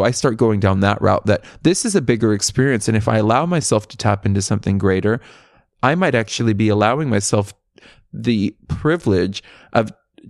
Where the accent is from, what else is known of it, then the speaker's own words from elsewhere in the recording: California, United States; Yeah, I grew up in Central Coast, which is, if you're in LA, it's if you take the 101, it's 4 hours north.